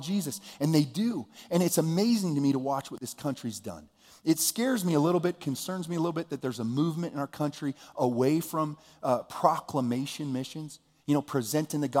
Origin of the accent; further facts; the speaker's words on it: United States; I was born here. I'm an American